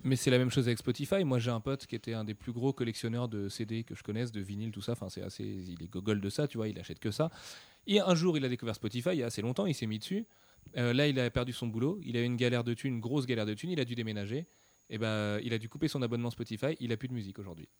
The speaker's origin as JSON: {"language": "French", "country": "France", "said": "on est français"}